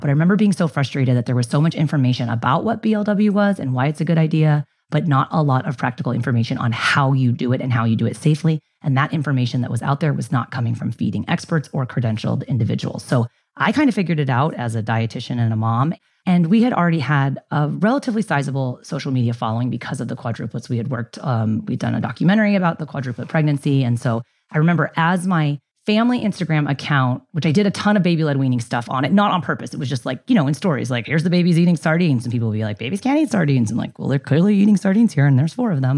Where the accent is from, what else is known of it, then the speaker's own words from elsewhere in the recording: San Diego, California, United States; also born or lived in Ilam, Nepal / Bay Area, California; I got homesick and moved home for, to San Diego from the Bay Area